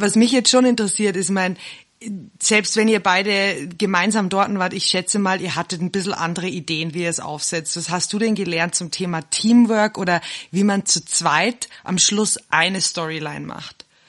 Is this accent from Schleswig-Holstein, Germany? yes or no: no; Bavaria, Germany; now in South Africa; Wir sind ja beide aus Bayern